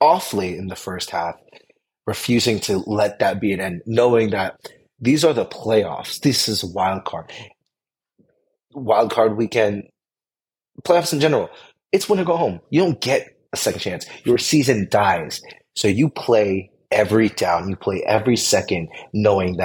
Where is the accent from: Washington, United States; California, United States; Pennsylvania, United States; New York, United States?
California, United States; Bay Area; I'm from the Bay Area. I live in the Bay Area